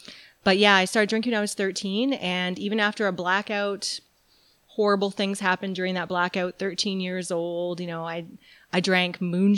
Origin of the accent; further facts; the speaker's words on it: New Brunswick, Canada; now in Calgary, Canada; I call Calgary home, and I've been here for 20 years now. I'm originally from New Brunswick.